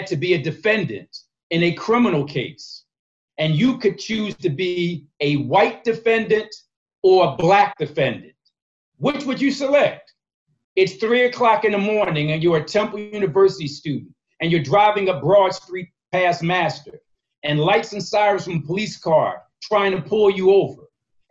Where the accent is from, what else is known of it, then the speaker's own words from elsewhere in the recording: Philadelphia, Pennsylvania, United States; I was born and raised in North Philly, 20th in York